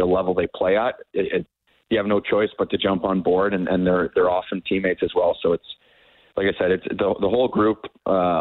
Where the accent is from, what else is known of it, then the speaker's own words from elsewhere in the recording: Ontario, Canada; I'm from Ontario